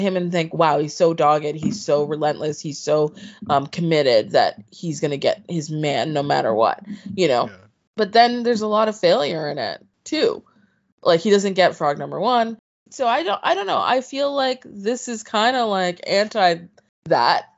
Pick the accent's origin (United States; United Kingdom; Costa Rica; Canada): Canada; I'm from Canada. You know what I mean? Like, it's not like I have a fear of cold. I've lived with cold my entire life.